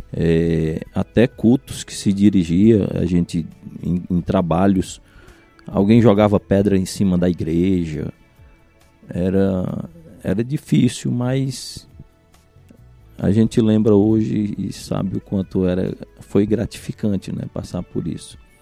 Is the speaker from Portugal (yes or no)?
no; Cariré, Ceará, Brazil; also born or lived in São Benedito / Carnaubal; Eu sou natural de São Benedito. Quando nasci, meu pai morava em Carnaubal, era pastor no Carnaubal. Uhum. E é, com cinco anos de idade aproximadamente, que a gente chegou no, no, no Cariré